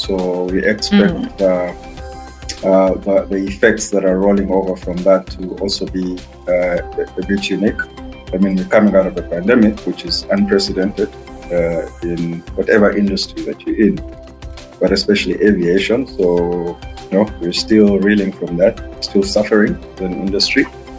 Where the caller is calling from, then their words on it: Port Elizabeth, Eastern Cape, South Africa; I am in a cold Port Elizabeth, South Africa. Which is where I live.